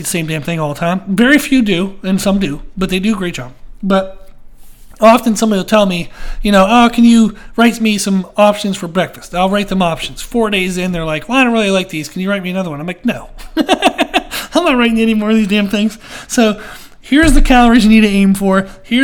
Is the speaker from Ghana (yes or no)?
no; Pennsylvania, United States; now in Rock Hill, United States; I grew up in Pennsylvania.